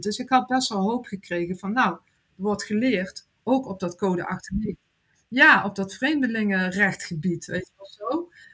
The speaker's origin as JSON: {"language": "Dutch", "country": "Netherlands", "said": "Ik ben Nederlander"}